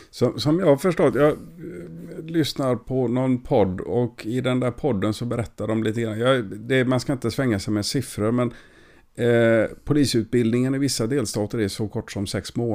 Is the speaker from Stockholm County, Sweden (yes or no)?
no; Gothenburg, Västra Götaland, Sweden; du får inte kalla mig för feskekörka bara för att jag kommer från Göteborg.